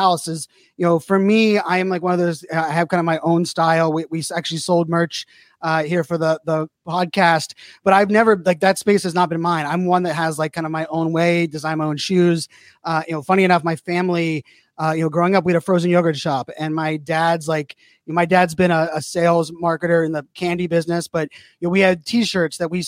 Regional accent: Pittsburgh, Pennsylvania, United States; born and raised in Pittsburgh

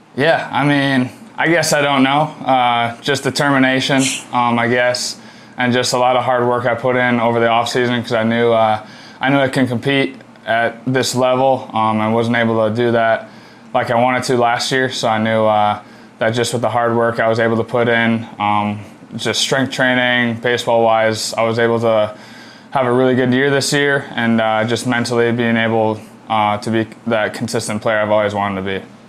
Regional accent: Green Bay, Wisconsin, United States; moved away as an adult; now in Clemson, United States; growing up in Green Bay

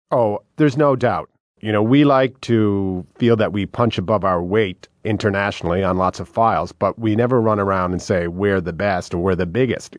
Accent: Canada; I feel incredibly lucky to be born in Canada, to live in Canada.

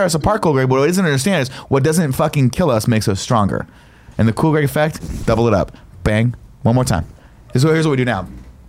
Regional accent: Riverside, California, United States; He knows that I'm the second most famous person from Riverside because of Rhonda, and that, therefore I like Rhonda because she's from my hometown.

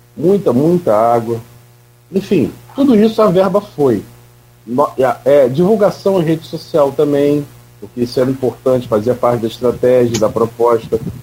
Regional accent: Campos dos Goytacazes, Rio de Janeiro, Brazil; eu nasci em Campos, eu nasci e fui morar na rua Formosa, também de Coronel Cardoso

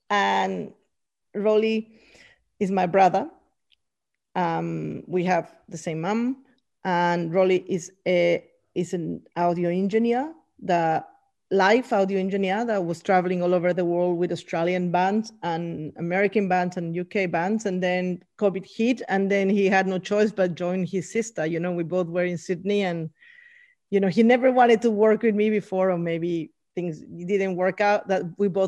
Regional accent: Bolivia; And I'm talking indigenous from Bolivia, that it represents us, that we were not again, the colonizers won't come and tell us our stories again and again and again.

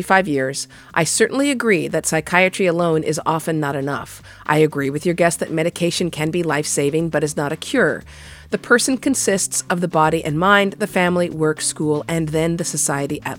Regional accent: United States; as an American

